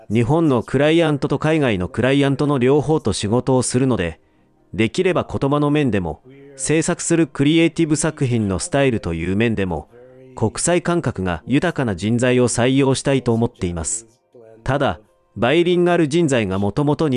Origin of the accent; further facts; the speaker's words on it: Vancouver, British Columbia, Canada; Japanese is a second language; moved away as an adult; now in Japan; 僕はカナダのバンクーバーで生まれ育ち、デザインを勉強しました。